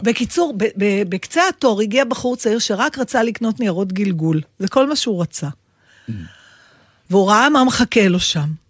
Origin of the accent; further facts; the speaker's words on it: Israel; אני ישראלית